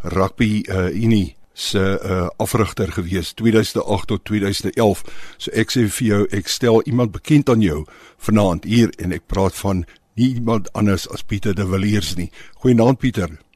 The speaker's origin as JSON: {"language": "Afrikaans", "town": "Pretoria", "region": "Gauteng", "country": "South Africa", "tie": "born or raised there", "also_born_or_lived": "Paarl", "moved": "yes", "said": "Ek is op Mamelodi gebore"}